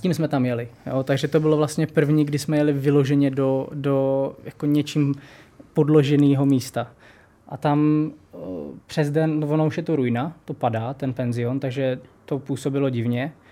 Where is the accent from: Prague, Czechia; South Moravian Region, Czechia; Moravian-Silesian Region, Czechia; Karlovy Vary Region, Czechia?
South Moravian Region, Czechia; Brno; jak jsem Brňák